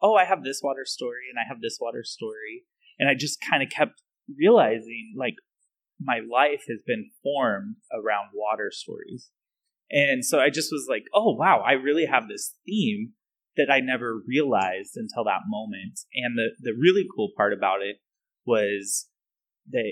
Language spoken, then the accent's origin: English; Reno, Nevada, United States; growing up in Reno